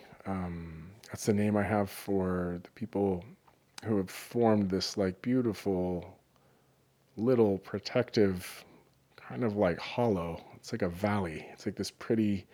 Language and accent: English; Northern California, United States; I grew up in Northern California